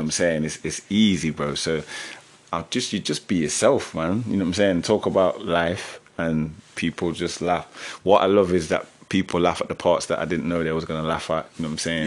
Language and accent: English; Jamaica; moved away; also born or lived in Germany; I'm Jamaican